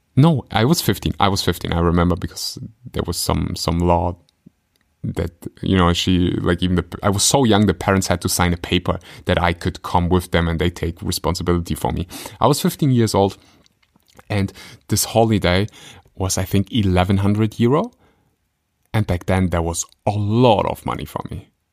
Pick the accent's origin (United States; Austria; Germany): Germany; I grew up in Germany.